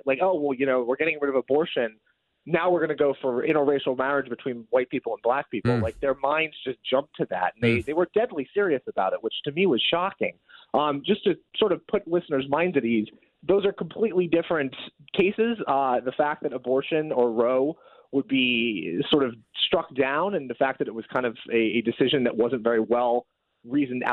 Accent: Oregon, United States; Oregon, my home state

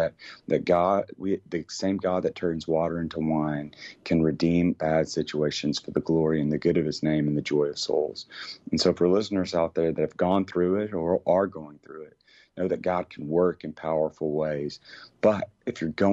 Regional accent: Cookeville, Tennessee, United States; growing up in Cookeville, Tennessee

